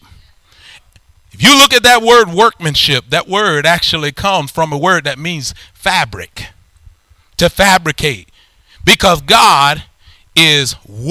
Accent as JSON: {"language": "English", "region": "Alabama", "country": "United States", "said": "I'm from Alabama"}